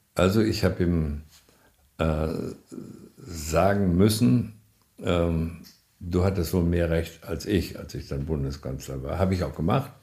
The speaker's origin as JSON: {"language": "German", "country": "Germany", "said": "wir haben uns als Deutsche immer dafür eingesetzt"}